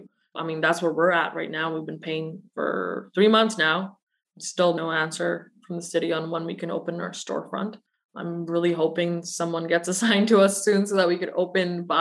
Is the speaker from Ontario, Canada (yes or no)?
no; Burnaby, British Columbia, Canada; also born or lived in Pakistan / Russia / Surrey, British Columbia; I grew up in Burnaby and Surrey